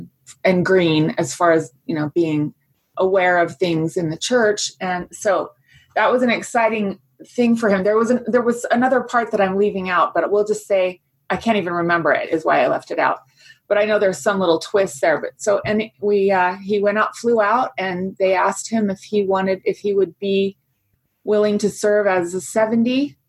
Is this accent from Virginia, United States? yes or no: yes; Fairfax, Virginia, United States; Well, I was born and raised in Virginia. My dad was working in the Pentagon at the time in the Department of Agriculture. And we lived in Fairfax, Virginia, which is very close there.